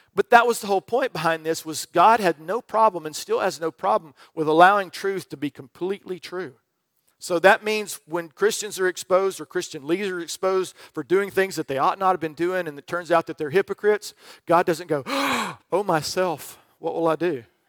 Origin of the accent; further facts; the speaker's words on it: Birmingham, Alabama, United States; moved away; I grew up in the South around Birmingham